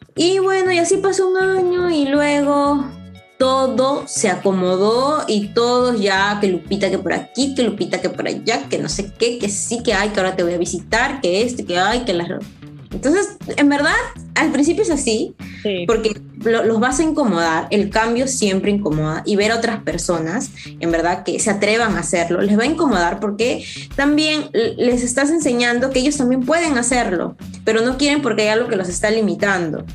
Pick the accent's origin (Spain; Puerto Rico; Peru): Peru; also born or lived in Israel; mi país